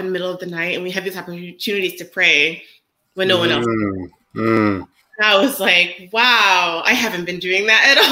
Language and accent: English; United States; being an American